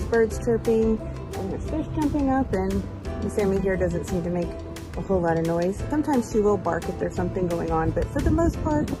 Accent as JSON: {"language": "English", "town": "Austin", "region": "Texas", "country": "United States", "said": "we're from Austin."}